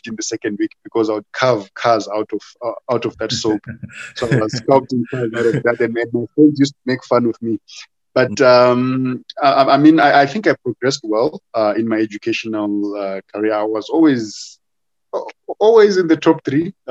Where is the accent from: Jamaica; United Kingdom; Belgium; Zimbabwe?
Zimbabwe; Harare; I was born in Harare, and I was living in Warren Park, went to school at Alfred Bate Primary in Marlborough